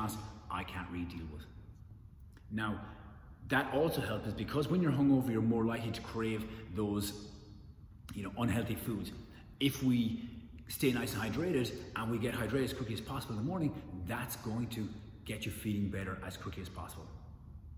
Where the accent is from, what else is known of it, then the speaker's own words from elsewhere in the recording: Ireland; I'm Irish